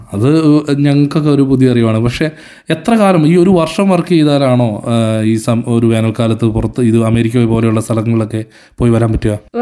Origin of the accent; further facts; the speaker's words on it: Kerala, India; moved away as an adult; now in Germany; ഞാൻ ജനിച്ചു വളർന്നത് നാട്ടിലാണ്